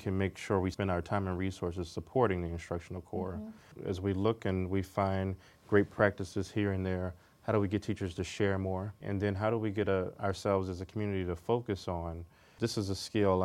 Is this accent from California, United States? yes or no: no; Washington, District of Columbia, United States; young black male, single mother, growing up in Washington, D.C. in the 80s and 90s